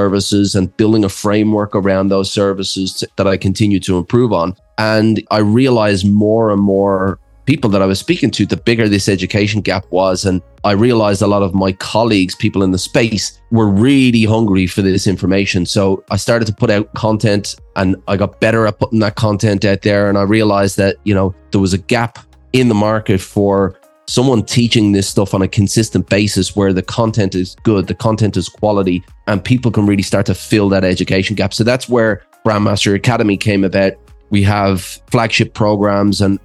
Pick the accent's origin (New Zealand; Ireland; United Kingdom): Ireland; moved away as an adult; also born or lived in Australia; I'm actually from Ireland, but I went over to Australia as a 20-year-old backpacker.